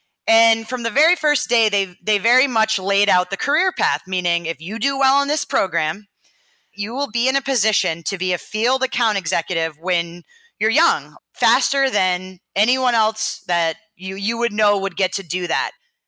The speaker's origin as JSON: {"language": "English", "region": "Maine", "country": "United States", "moved": "as an adult", "lives_now": "Boston, United States", "said": "I'm from Maine."}